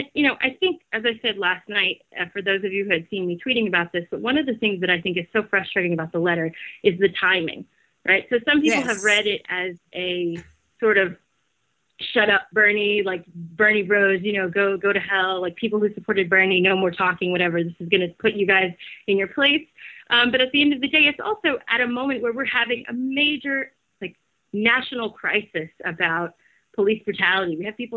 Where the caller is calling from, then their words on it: Brazil; In Brazil.